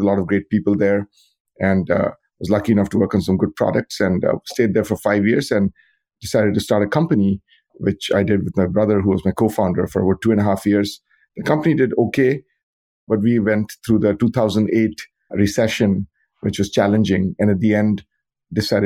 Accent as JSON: {"language": "English", "country": "India", "tie": "born or raised there", "moved": "as an adult", "lives_now": "United States", "said": "I grew up in India, where I got a bachelor's degree in computer science."}